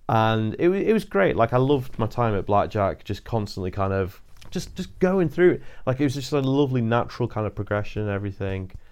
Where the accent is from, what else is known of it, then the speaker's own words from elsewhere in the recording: Chester, North West England, United Kingdom; now in Bradford, United Kingdom; Chester. I live in Bradford now